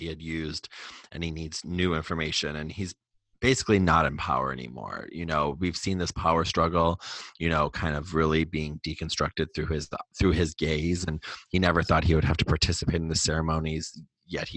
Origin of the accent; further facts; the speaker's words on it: Wisconsin, United States; I'm from Wisconsin.